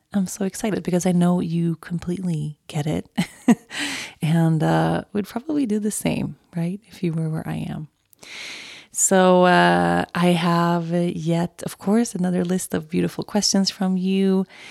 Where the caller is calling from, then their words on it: Colorado, United States; I'm calling in from Colorado